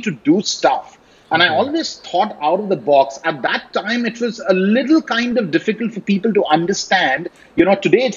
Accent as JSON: {"language": "English", "region": "Delhi", "country": "India", "tie": "born or raised there", "said": "I was born and bred in Delhi. I went to school in Delhi Public School, R.K. Puram."}